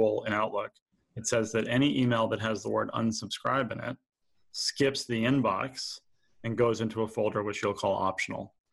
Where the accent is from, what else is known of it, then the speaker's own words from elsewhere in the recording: New York, United States; So I grew up here in New York